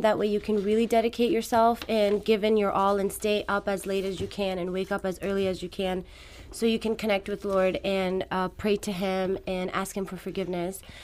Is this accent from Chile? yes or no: no; Afghanistan; first language Farsi; English is a second language; moved away; I was born in Afghanistan, so my first language is Farsi.